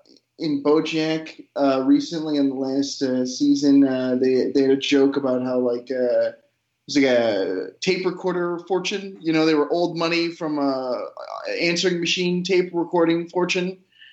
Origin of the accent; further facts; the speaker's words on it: Illinois, United States; also born or lived in New York; I'm from the Illinois suburbs, and I don't like the Illinois suburbs very much.